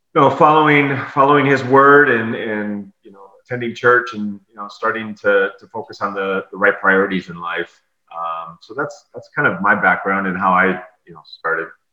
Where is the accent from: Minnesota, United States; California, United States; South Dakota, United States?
South Dakota, United States; born or raised there; now in Tampa, United States